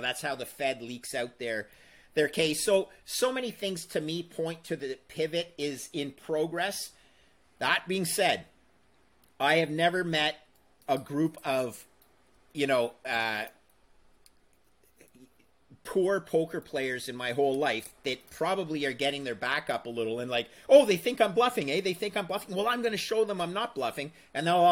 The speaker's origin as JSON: {"language": "English", "country": "Canada", "said": "I am Canadian"}